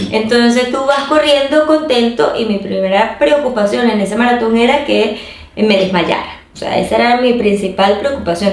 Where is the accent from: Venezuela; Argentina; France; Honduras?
Venezuela; fuera de Venezuela, eh, lo iba a hacer en mi país